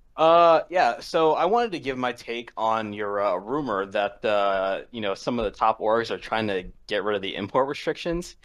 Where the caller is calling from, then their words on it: Washington, District of Columbia, United States; calling from, uh, Washington, D C.